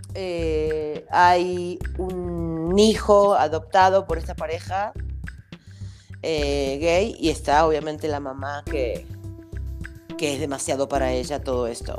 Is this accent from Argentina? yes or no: yes; Argentina; moved away as an adult; now in Mexico; como buena argentina que soy